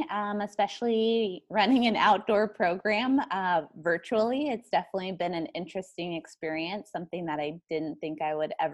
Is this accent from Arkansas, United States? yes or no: no; New Mexico, United States; also born or lived in East Coast; Yeah, so I came from New Mexico. That's where I essentially spent most of my time. I lived on the East Coast before